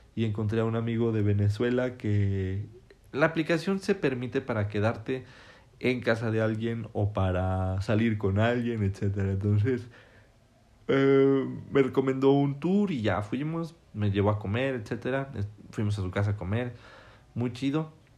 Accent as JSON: {"language": "Spanish", "country": "Mexico", "said": "yo soy mexicano"}